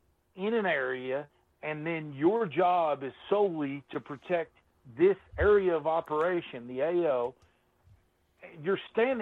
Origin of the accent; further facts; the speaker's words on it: United States; me as an American in this country